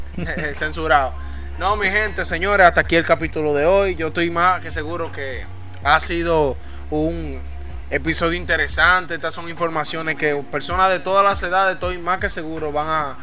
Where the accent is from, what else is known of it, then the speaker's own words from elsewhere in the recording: San Juan de la Maguana, San Juan, Dominican Republic; somos gente de San Juan. Entonces tú estás hablando con un sanjuanero.